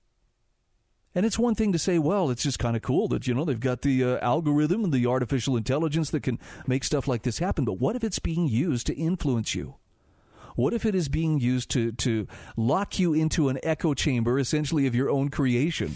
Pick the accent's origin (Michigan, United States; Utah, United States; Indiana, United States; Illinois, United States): Utah, United States; my home state of Utah